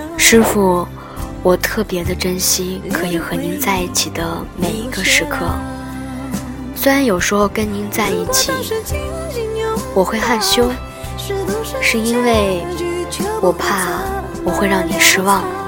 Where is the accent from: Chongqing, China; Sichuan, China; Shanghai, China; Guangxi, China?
Guangxi, China; Nanning; 我也从来都不知道你从那么远的海南来到我们南宁